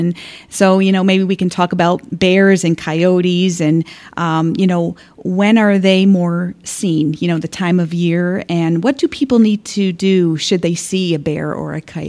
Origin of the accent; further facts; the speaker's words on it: Florida, United States; now in Port Orange, United States; I've been living in Port Orange about 7 years, and I came from South Florida.